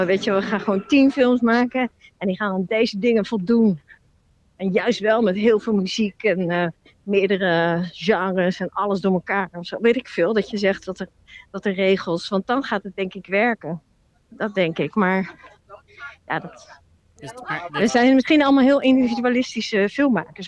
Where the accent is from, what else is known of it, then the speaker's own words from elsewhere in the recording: Rotterdam, South Holland, Netherlands; also born or lived in Amsterdam; Ik, ik kom niet uit Amsterdam. Ik loop nu wel door Amsterdam, maar ik kom uit Rotterdam